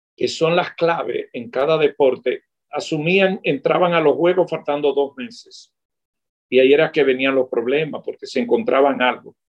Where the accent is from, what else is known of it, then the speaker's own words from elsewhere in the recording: Dominican Republic; Yo que trabajo para la televisión en mi país